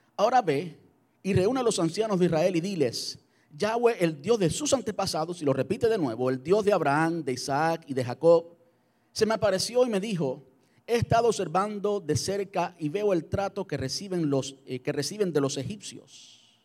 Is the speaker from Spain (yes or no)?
no; Cuba; moved away as an adult; mi, de mi país natal, de Cuba